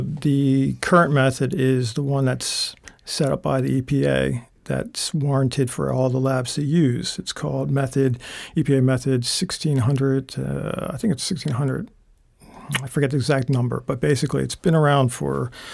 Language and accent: English; Holland, Pennsylvania, United States; moved away as an adult; originally, I'm from Bucks County, PA, a town called Holland, uh, right on the outskirts of Philadelphia. Uh, I was born and raised there, and mm, stayed there until I was about 21